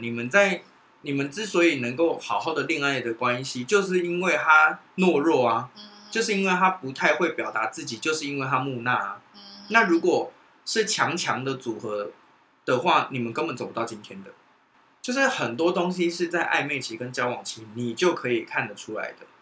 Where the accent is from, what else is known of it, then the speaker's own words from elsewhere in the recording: Taiwan; 其实我觉得生在台湾很幸福欸